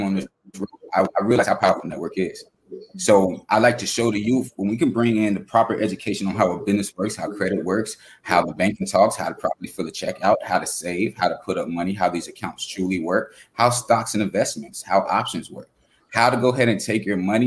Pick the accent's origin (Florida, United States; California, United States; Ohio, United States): Florida, United States; Fort Lauderdale; I'm coming from Fort Lauderdale, Florida, where, you know, we learn different things